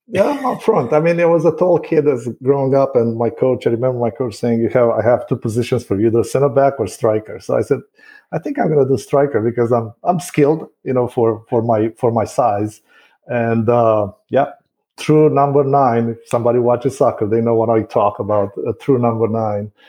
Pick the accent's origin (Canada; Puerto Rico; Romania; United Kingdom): Romania; Bucharest; first language Romanian; English is a second language; moved away as an adult; now in Wesley Chapel, United States; I was born and raised in Bucharest, which is the capital.